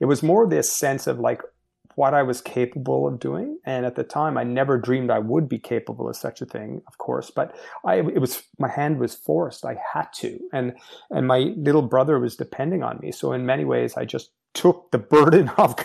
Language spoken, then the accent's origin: English; Montreal, Quebec, Canada; I grew up in Montreal, Quebec, Canada